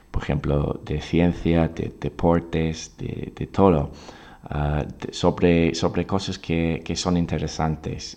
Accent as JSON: {"language": "Spanish", "town": "Oxford", "region": "South East England", "country": "United Kingdom", "second_language": "Spanish", "moved": "as an adult", "lives_now": "Valencia, Spain", "said": "soy profesor nativo de Oxford, Inglaterra. Actualmente estoy viviendo en España, en Valencia"}